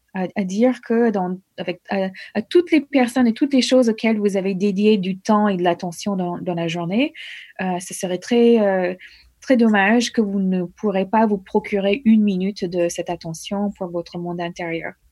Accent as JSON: {"language": "French", "country": "United States", "also_born_or_lived": "Norway", "second_language": "French", "moved": "as an adult", "lives_now": "France", "said": "J'ai quitté les États-Unis deux semaines après mon remise de diplôme"}